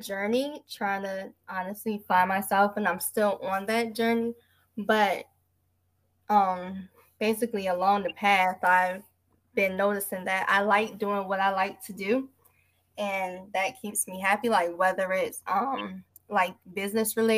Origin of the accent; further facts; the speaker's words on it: New Jersey, United States; moved away as an adult; now in North Carolina, United States; I'm originally from New Jersey